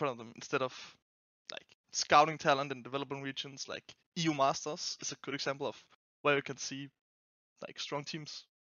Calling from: Denmark; I'm calling from Denmark.

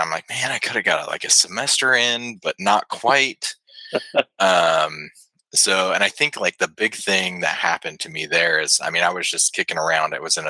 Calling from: Huntsville, Alabama, United States; So I'm calling from Huntsville, Alabama. It's actually a little suburb outside of it.

